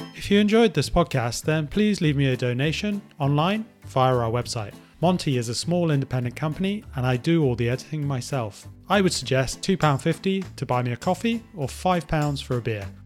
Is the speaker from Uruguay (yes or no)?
no; England, United Kingdom; As English in particular.